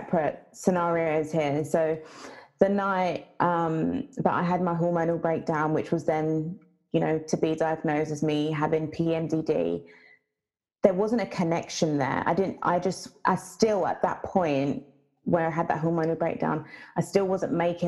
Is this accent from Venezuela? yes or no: no; Jamaica; I'm Jamaican